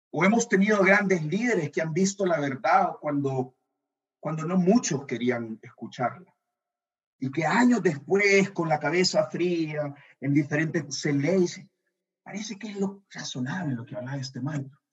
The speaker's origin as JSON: {"language": "Spanish", "country": "El Salvador", "said": "también soy salvadoreño"}